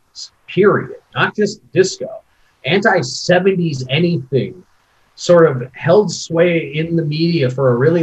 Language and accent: English; Minneapolis, Minnesota, United States; I grew up in suburban Minneapolis